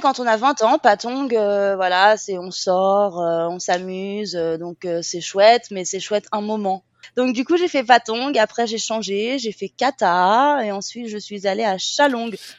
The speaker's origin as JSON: {"language": "French", "area": "Seine-et-Marne", "region": "Île-de-France", "country": "France", "moved": "as an adult", "lives_now": "Phuket, Thailand", "said": "de Seine-et-Marne, et maintenant j'habite à Phuket"}